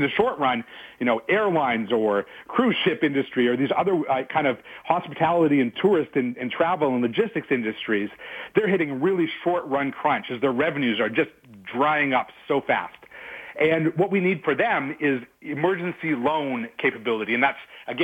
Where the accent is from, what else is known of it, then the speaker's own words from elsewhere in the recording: Canada; I'm really proud as a Canadian